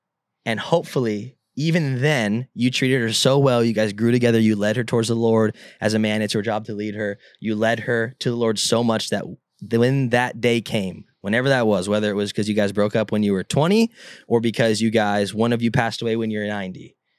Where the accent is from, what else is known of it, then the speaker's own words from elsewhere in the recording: California, United States; Like, I grew up in Southern California, and I don't go in the ocean.